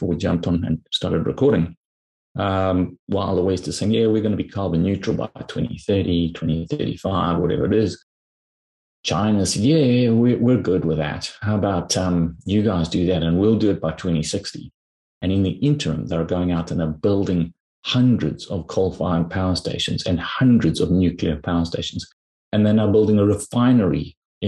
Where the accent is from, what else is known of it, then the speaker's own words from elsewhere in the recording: South Africa; you and I grew up in South Africa